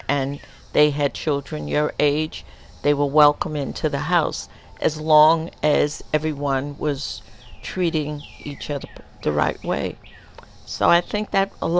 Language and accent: English; the South, United States; also born or lived in Co-op City, New York; now in New York, United States; I came from the South